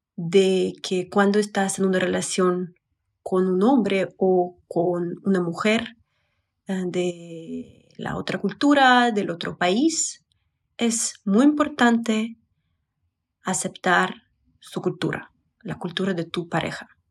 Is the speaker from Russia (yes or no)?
yes; Russia; Spanish is a second language; moved away as an adult; now in Mexico City, Mexico; Soy psicóloga y blogger de Rusia